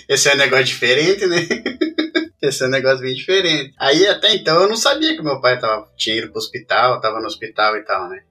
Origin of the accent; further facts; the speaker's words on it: Curitiba, Paraná, Brazil; moved away as an adult; now in England; Sou natural de Curitiba.